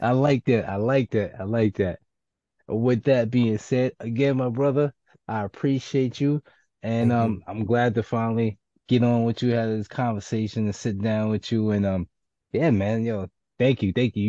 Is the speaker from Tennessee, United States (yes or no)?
no; New York City, New York, United States; I'm from the Bronx and from the hood